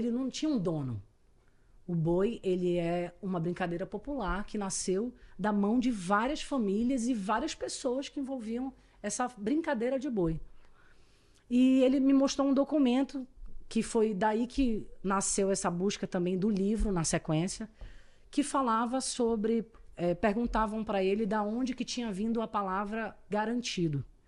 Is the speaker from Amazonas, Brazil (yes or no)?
yes; Manaus, Amazonas, Brazil; accent: caboquês; also born or lived in São Paulo; eu morei a vida inteira em Manaus